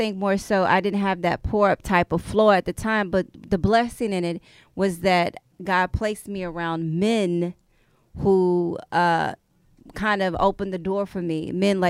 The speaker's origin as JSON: {"language": "English", "town": "Houston", "region": "Texas", "country": "United States", "tie": "born or raised there", "said": "I had moved from Memorial."}